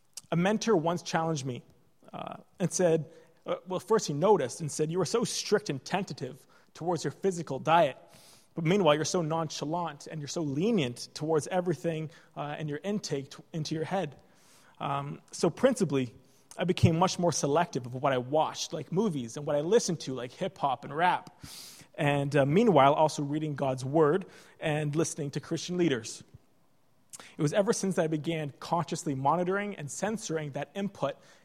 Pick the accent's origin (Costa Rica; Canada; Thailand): Canada; moved away as an adult; now in Ireland; when I came to Ireland as a Canadian medical student